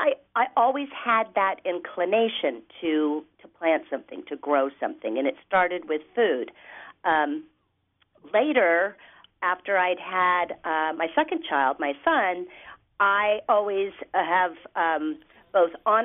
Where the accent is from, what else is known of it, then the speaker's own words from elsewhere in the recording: Seattle, Washington, United States; growing up in Seattle